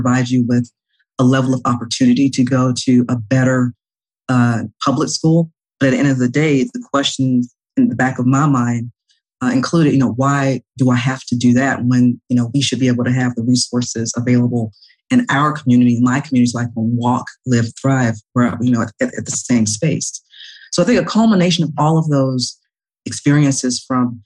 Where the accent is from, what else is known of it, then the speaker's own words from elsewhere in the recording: Atlanta, Georgia, United States; originally I'm from Atlanta, born and raised in Atlanta, Georgia, Southwest, call it SWAT, Southwest Atlanta Too Strong